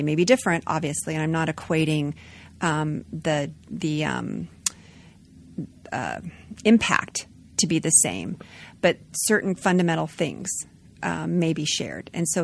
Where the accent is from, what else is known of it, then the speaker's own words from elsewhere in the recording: Las Vegas, Nevada, United States; I grew up in Nevada, in Las Vegas, Nevada.